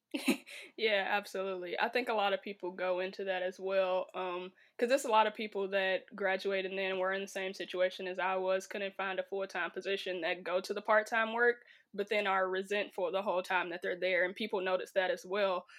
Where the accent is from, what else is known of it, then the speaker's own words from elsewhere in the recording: right outside of Chicago, Illinois, United States; moved away; I'm originally from Illinois, right outside of Chicago, about fifteen minutes